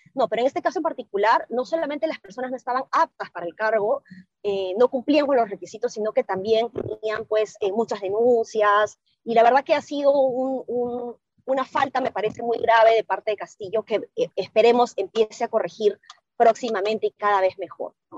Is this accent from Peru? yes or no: yes; Peru; nosotros como peruanos